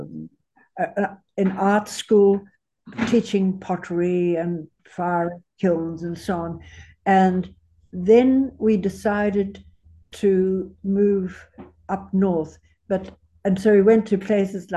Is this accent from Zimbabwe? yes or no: yes; Zimbabwe; also born or lived in South Africa / London, United Kingdom; now in Australia; I'm from Zimbabwe. Mm-hmm. I'm born in South Africa